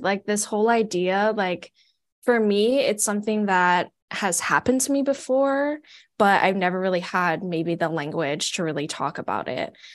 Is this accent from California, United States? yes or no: no; Hawaii, United States; moved away as an adult; now in Portland, United States; I'm not from Oregon, I'm actually from Hawaii, and I moved here to come to grad school at P S U